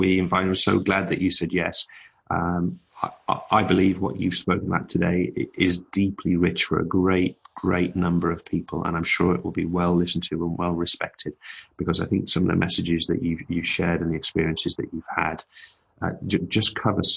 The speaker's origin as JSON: {"language": "English", "country": "United Kingdom", "said": "as British people, we're quite accustomed to travelling and visiting."}